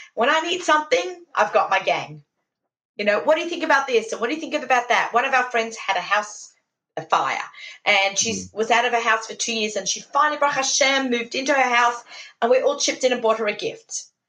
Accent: Sydney, New South Wales, Australia; moved away as an adult; now in New York, United States; Shout out to my hometown

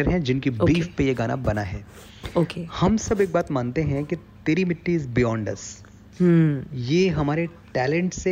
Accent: Gauriganj, Uttar Pradesh, India; moved away; और मुझे अपना शहर भी याद आ रहा था गौरीगंज अमेठी

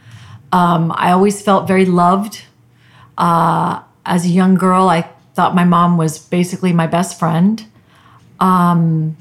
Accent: Merced, California, United States; moved away as an adult; also born or lived in Puerto Rico; originally from a Central Valley town in California called Merced.

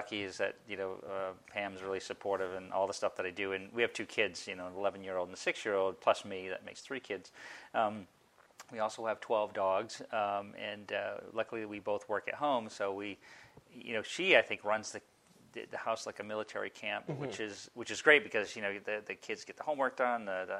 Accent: Maine, United States; when I had a paper route growing up in Maine.

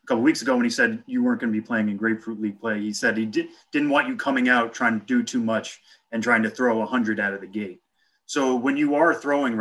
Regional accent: Massachusetts, United States; I come from Massachusetts

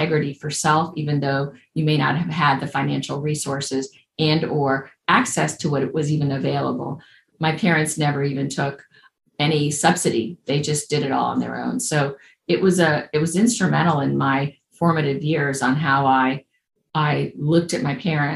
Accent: Cuba; English is a second language; moved away; also born or lived in Indianapolis, Indiana, United States; I was born in Cuba. My parents and their parents are from Spain. And we left in the mid-60s as refugees.

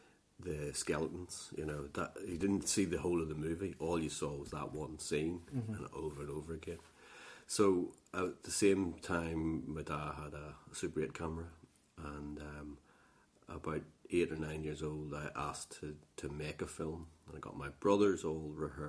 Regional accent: Northern Ireland, United Kingdom; Between sort of Poor Down, Lurgan, and Armagh, in the countryside.

